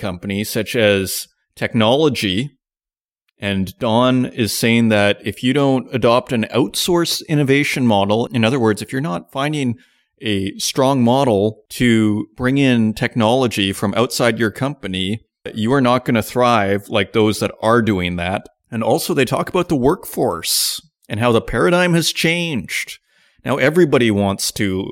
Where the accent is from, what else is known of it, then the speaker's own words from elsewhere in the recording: Canada; now in Germany; I'm Canadian, but I live in Germany.